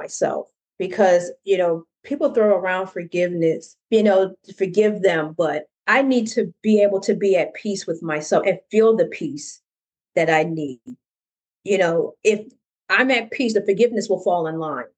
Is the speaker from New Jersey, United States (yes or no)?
yes; New Jersey, United States; I'm from New Jersey